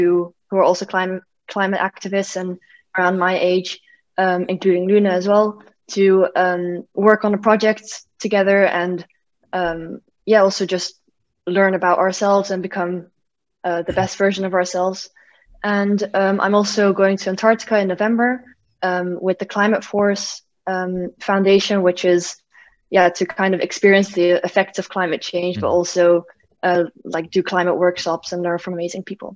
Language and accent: English; Belgium; I'm from Belgium. I'm 15 years old